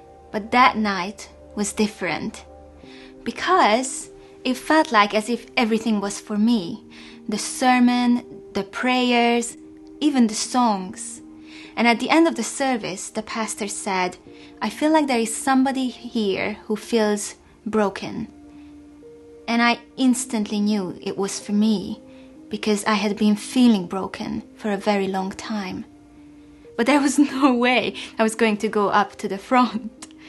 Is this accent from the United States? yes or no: no; Hungary; moved away as an adult; now in England; I was born in Hungary in the 1980s, and this was at the time when the country was still under the communist regime